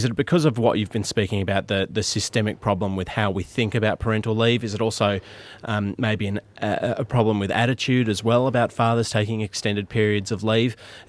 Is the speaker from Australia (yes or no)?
yes; Launceston, Tasmania, Australia; being a 16-year-old growing up in Launceston